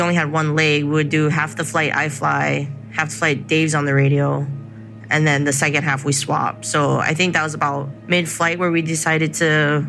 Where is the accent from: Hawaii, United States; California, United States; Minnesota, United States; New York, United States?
Hawaii, United States; Kealakekua; I'm from Kalakekua, Hawaii on the Big Island, which is South Kona.